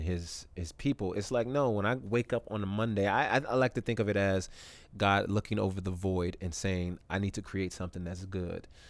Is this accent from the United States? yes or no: yes; California, United States; moved away as an adult; also born or lived in Canada / Tuskegee, Alabama; now in Atlanta, United States; I grew up most of my life in in California